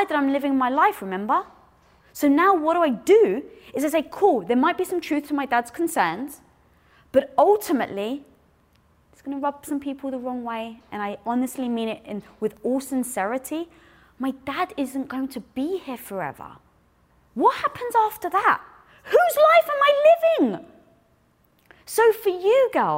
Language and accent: English; United Kingdom; I'm British. I'm Greek.